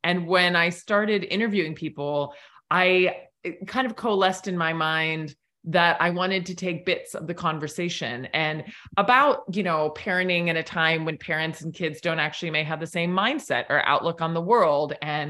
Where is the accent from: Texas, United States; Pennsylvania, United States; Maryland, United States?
Pennsylvania, United States; Southern Allegheny Highlands; moved away; also born or lived in South America; I grew up in the Southern Allegheny Highlands